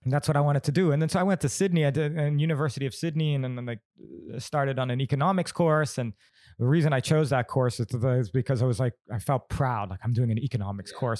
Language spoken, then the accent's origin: English; Bali, Indonesia; growing up in Bali